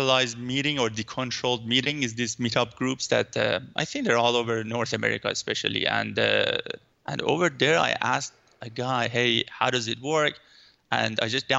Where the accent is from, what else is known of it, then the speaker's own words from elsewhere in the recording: Iran; now in Vancouver, Canada; I'm living in Vancouver, but I'm originally from Iran.